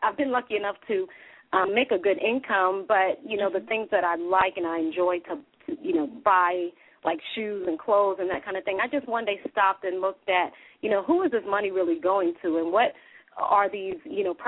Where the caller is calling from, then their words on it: Dallas, Texas, United States; Hey, this is … I'm calling from Dallas, Texas.